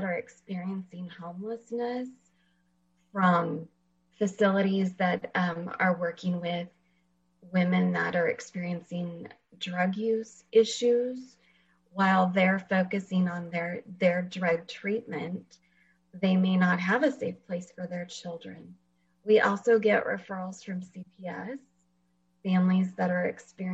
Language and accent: English; Fresno, California, United States; born or raised there; moved away as an adult; also born or lived in Washington